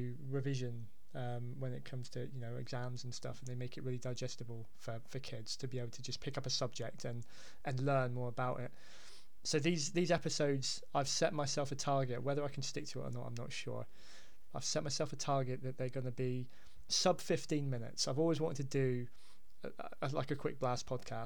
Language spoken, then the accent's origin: English; Hampshire, South East England, United Kingdom; now in Devon, United Kingdom; I'm being down in Devon, and I'm also originally from Hampshire